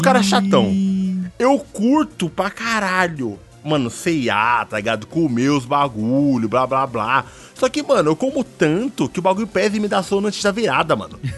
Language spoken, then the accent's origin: Portuguese; Jardim Ângela, São Paulo, Brazil; eu sou do Jardim Ângela